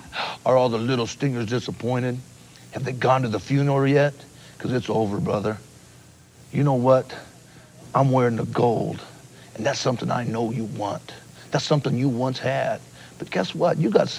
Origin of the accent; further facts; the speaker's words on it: Los Angeles, California, United States; growing up in the Pop Warner rinks in inner city L.A.